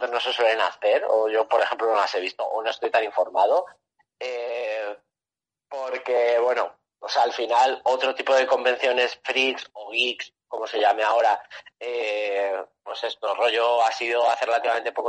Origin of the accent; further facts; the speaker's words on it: Toledo, Castilla-La Mancha, Spain; yo soy de Toledo, ¿vale?